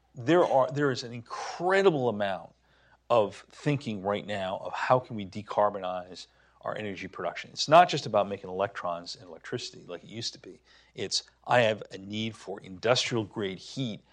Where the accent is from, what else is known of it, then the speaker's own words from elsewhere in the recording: New Hampshire, United States; Seabrook Station Nuclear Power Plant, my home state